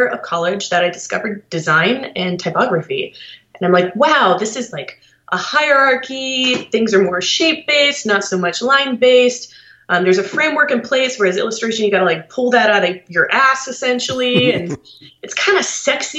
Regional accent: Columbus, Ohio, United States; I'm from Columbus, Ohio

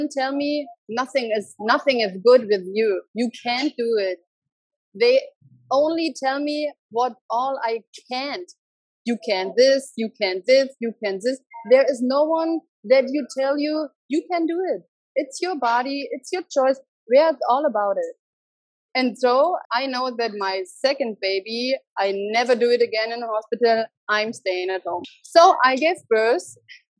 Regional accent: Germany; English is a second language; moved away as an adult; also born or lived in Berlin / Mexico; now in Nicaragua; I'm from Germany and I lived since 2006 in Berlin.

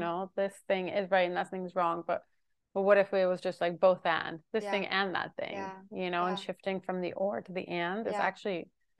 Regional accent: Jerusalem, Jerusalem District, Israel; growing up in Jerusalem, feel like everyone around me was so scared all mm-hmm. the time.

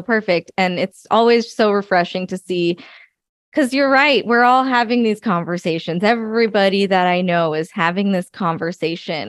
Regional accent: United States; I'm first generation American.

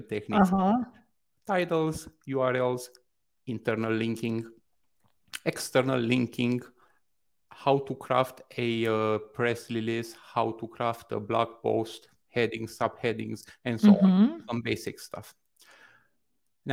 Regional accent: Bucharest, Romania; now in Toronto, Canada; I currently live in Toronto, Canada, but I'm originally from Bucharest, Romania, East Europe

